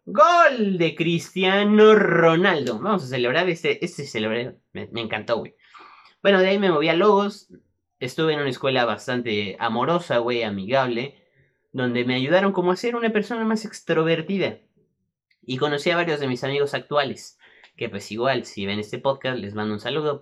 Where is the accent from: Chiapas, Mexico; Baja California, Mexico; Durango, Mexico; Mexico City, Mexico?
Mexico City, Mexico; Nací aquí en la Ciudad de México